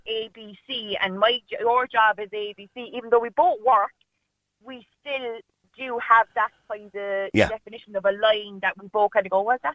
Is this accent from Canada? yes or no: no; Ireland